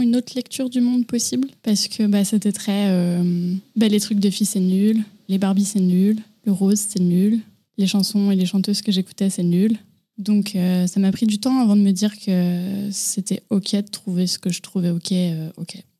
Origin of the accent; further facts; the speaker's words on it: Boussy, Auvergne-Rhône-Alpes, France; also born or lived in Annecy; je suis née à Annecy et j'ai grandi dans un petit village à côté d'Annecy qui s'appelle Boussy